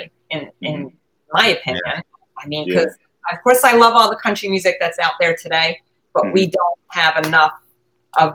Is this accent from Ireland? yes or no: no; Long Island, New York, United States; I grew up on Long Island